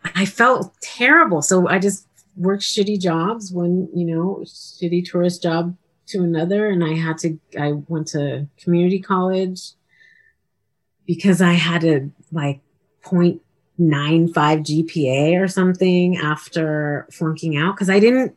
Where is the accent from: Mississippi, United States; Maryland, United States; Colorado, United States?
Colorado, United States; Denver; all my white friends who I grew up with as we grew up in Wash Park